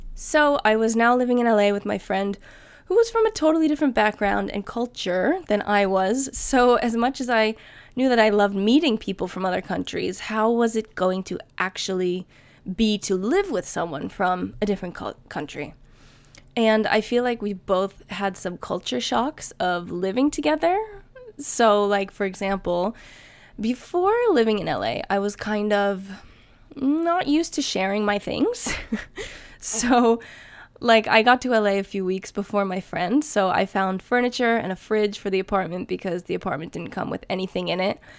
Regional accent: New Jersey, United States; moved away as an adult; also born or lived in New York City; now in Sweden; I'm from New Jersey

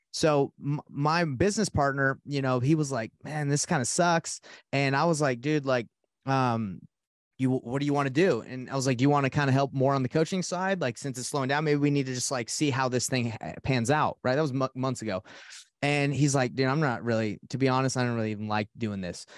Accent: Atlanta, Georgia, United States; now in Salt Lake City, United States; I'm from Salt Lake City, Utah. Um, 32 years old. Uh, and uh, I grew up in Atlanta, Georgia

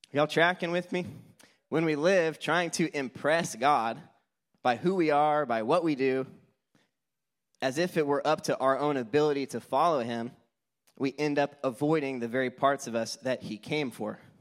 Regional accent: Houston, Texas, United States; I'm from Houston

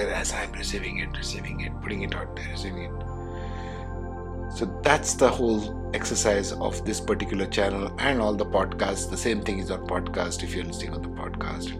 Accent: India; being an Indian

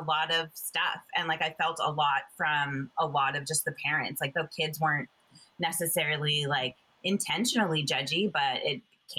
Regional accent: Toronto, Ontario, Canada; born there; also born or lived in Jamaica / Buffalo / Fort Lauderdale / North Vancouver; I was born in Ontario, I was born in Toronto, and we moved a bunch of places. We lived in Jamaica, I lived in a bunch of small towns in Ontario, Buffalo, New York, and then Fort Lauderdale, Florida.

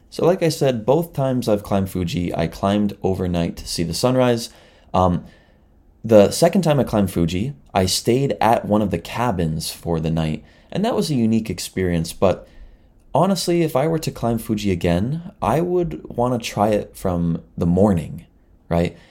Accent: near Toronto, Southern Ontario, Canada; moved away as an adult; now in Chiba, Japan; I'm from Canada, but, you know, I'm from near Toronto and Southern Ontario

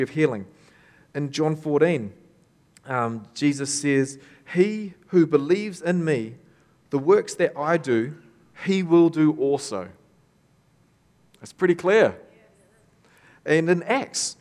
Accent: Tokoroa, Waikato, New Zealand; born or raised there

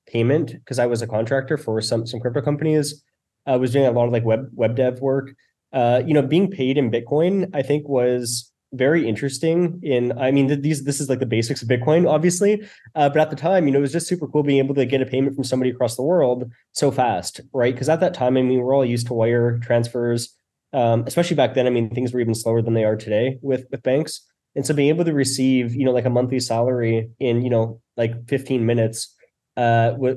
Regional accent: Canada; I'm from Canada.

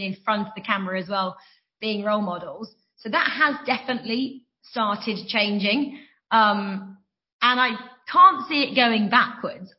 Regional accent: Norfolk, East of England, United Kingdom; moved away as an adult; also born or lived in Loughborough; I was brought up in Norfolk

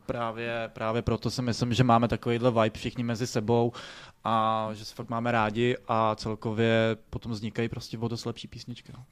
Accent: Czechia; my jsme na to experti, jako Češi

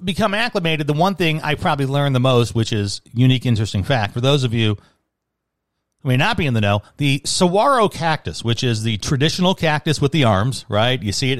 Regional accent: Chicago, Illinois, United States; moved away; also born or lived in Flint; now being out of the Midwest, right, it's I say I'm from Chicago, and that's a faraway land, right?

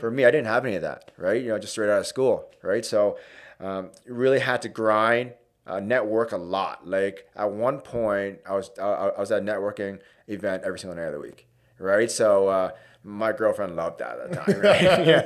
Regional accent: Hamilton, Ontario, Canada; East End, born and raised, uh, so went to Winston Churchill High School

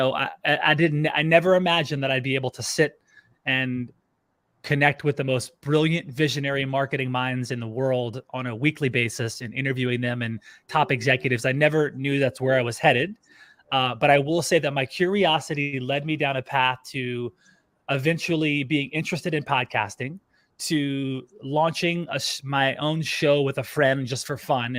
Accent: Louisiana, United States; moved away as an adult; also born or lived in California / Orlando, Florida; now in Austin, United States; I grew up in Louisiana

